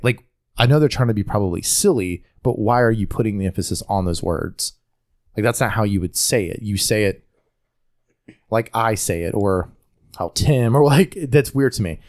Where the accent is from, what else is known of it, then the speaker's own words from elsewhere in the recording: North Carolina, United States; accent: Southern; I'm an American born in America from North Carolina. So I'm, I'm going to have somewhat of an accent just from being in North Carolina in the South